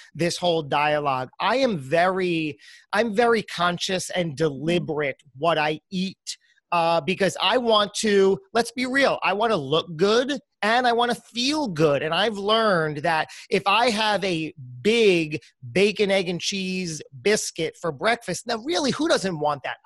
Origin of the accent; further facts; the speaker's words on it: New Jersey, United States; accent: New Jersey; with my New Jersey accent, an American like me